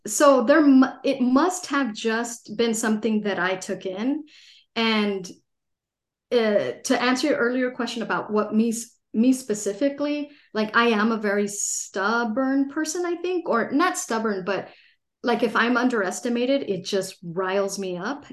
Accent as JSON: {"language": "English", "town": "Los Angeles", "region": "California", "country": "United States", "tie": "born or raised there", "also_born_or_lived": "San Diego", "said": "I grew up in Los Angeles, uh, a pretty big city in California"}